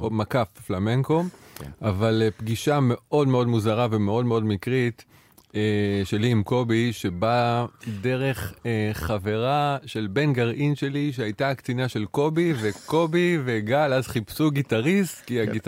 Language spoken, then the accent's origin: Hebrew; Holon, Tel Aviv District, Israel; ואני בכלל יליד חולון, גדלתי בחולון.